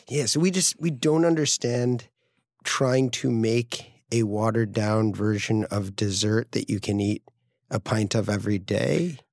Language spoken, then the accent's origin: English; Greenwich, Connecticut, United States; moved away as an adult; also born or lived in San Francisco / upstate New York; Greenwich Point, where I grew up in Connecticut